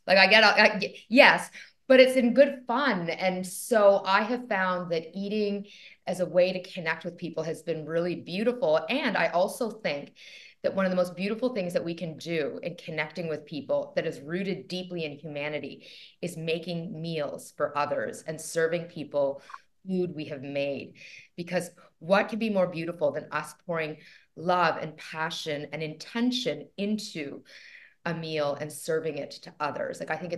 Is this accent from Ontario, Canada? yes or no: yes; Toronto, Ontario, Canada; I'm so Canadian in many ways, because I am Canadian, joining you from Toronto, Canada.